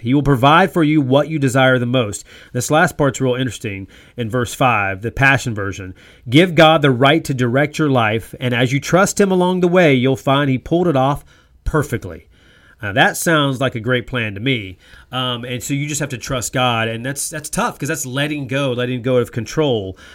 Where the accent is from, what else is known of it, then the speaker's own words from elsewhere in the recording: North Carolina, United States; moved away; growing up in North Carolina, how basketball was king for me